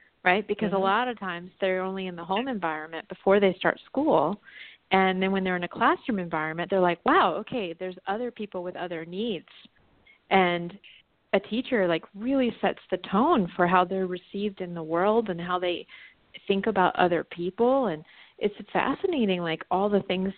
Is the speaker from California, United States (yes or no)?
no; Virginia, United States; moved away; my hometown in Virginia